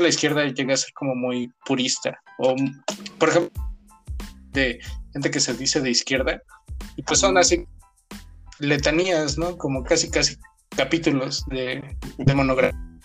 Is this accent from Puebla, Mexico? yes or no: yes; Puebla, Mexico; yo soy de Puebla